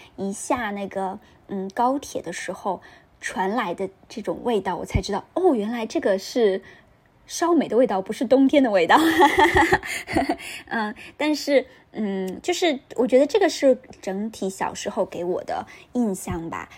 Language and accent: Chinese; northern China, China; now in Shanghai, China; 作为一个北方人